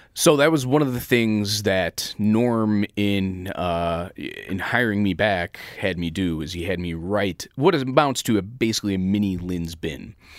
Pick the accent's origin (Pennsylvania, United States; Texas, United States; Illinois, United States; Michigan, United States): Illinois, United States; Chicago; This is my hometown.